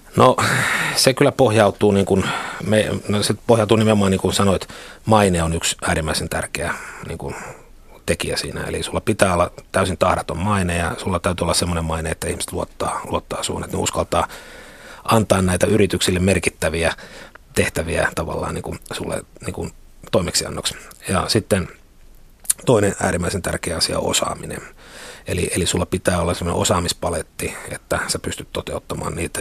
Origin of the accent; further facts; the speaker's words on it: Kuopio, North Savo, Finland; moved away as an adult; now in Helsinki, Finland; mä tulin tänne niin kuin Kuopiosta tänne Helsinkiin